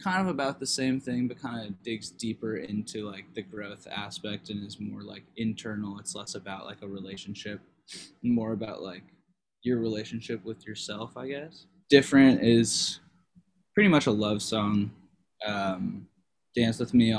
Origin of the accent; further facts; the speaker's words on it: Agoura Hills, California, United States; we're originally from Agoura Hills, California